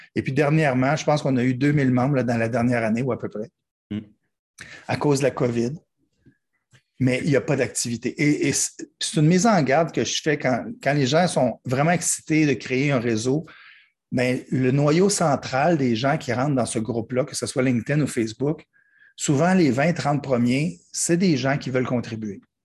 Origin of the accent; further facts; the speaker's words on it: Quebec, Canada; je suis québécois et puis les gens pensent qu'on parle le même langage, mais non, pas du tout